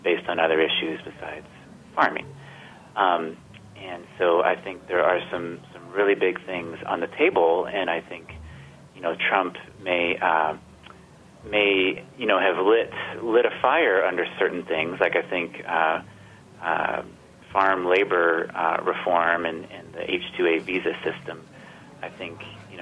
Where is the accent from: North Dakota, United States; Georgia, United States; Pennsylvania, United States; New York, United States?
Georgia, United States; I grew up in Georgia, where Sonny Perdue was governor